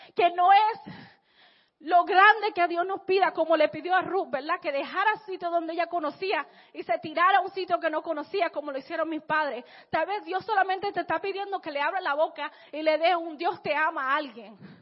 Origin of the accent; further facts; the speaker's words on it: Santo Domingo, Distrito Nacional, Dominican Republic; yo nací en Santo Domingo, en la República Dominicana